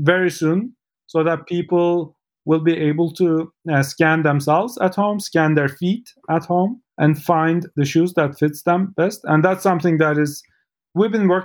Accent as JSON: {"language": "English", "region": "Istanbul", "country": "Turkey", "moved": "yes", "said": "I'm from Istanbul, Turkey"}